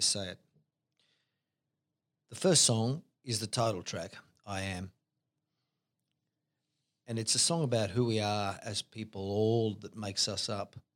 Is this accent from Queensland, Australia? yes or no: no; Hobart, Tasmania, Australia; I'm a songwriter from Hobart, Tasmania, Australia.